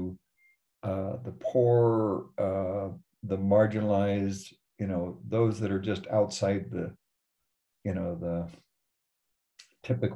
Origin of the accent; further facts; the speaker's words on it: Denver, Colorado, United States; I grew up in Denver, went to Wheat Ridge High School